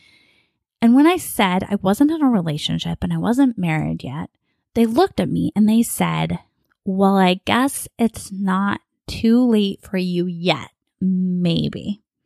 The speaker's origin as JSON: {"language": "English", "town": "Bakersfield", "region": "California", "country": "United States", "tie": "born or raised there", "accent": "a bit of a Southern accent", "moved": "as an adult", "lives_now": "Southern California, United States", "said": "I'm from Bakersfield, which is in Central California."}